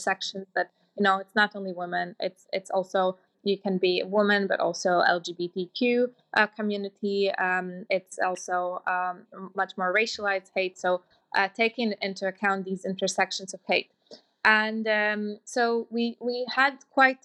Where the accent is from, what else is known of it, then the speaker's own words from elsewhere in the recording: Latvia; moved away; I come from Latvia